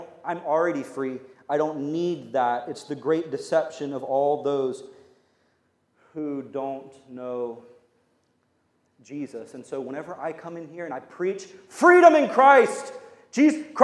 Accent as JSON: {"language": "English", "country": "United States", "said": "We're Americans"}